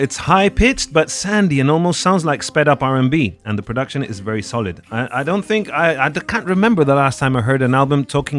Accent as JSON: {"language": "English", "town": "Málaga", "region": "Andalusia", "country": "Spain", "said": "I'm from Malaga. We're kind of the same."}